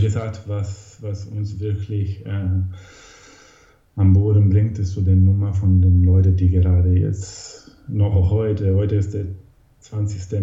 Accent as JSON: {"language": "German", "country": "Italy", "also_born_or_lived": "Hamburg, Germany", "moved": "yes", "said": "bin ursprünglich aus Italien damals gekommen und bin dann wieder zurückgekommen"}